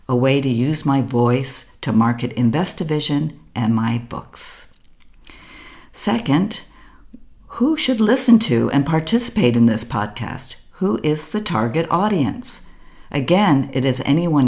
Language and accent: English; United States; first language English; moved away as an adult; now in Berlin, Germany; I am an American living in Berlin, Germany.